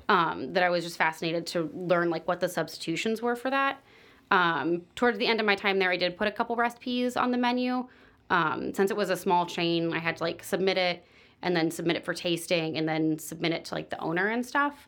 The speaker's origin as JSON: {"language": "English", "town": "San Diego", "region": "California", "country": "United States", "tie": "born or raised there", "also_born_or_lived": "Orange County, California / Cincinnati", "moved": "as an adult", "lives_now": "Chicago, United States", "said": "I grew up in San Diego"}